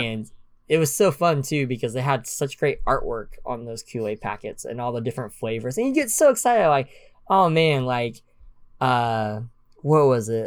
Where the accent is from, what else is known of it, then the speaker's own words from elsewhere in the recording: Oklahoma, United States; I am from Oklahoma